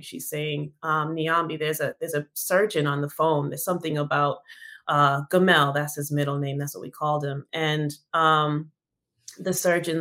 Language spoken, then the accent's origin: English; Massachusetts, United States; I'm from Massachusetts